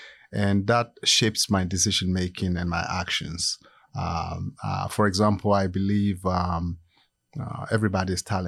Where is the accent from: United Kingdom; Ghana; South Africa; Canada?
Ghana; moved away as an adult; also born or lived in Iowa / Virginia / Florida; now in United States; No, originally I'm from Ghana, West Africa.